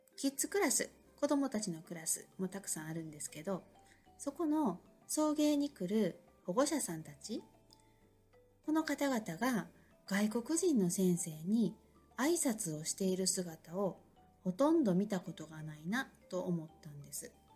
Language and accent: Japanese; Osaka, Japan; 私も日本で生まれて育ってもう根っからの大阪人でいるので